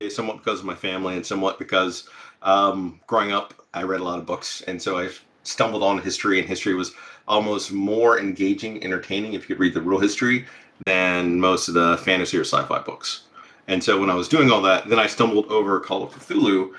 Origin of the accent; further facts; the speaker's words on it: Alabama, United States; growing up in Alabama